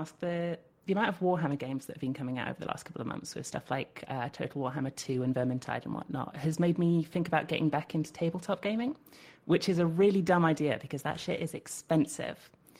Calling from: United Kingdom; from the UK here.

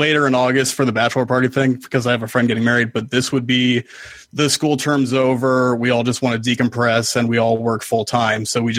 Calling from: Auburn, California, United States; Auburn, California.

